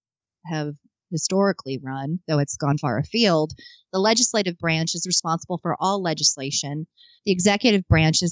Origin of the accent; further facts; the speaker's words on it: Arizona, United States; also born or lived in Lockport, New York; I am from Arizona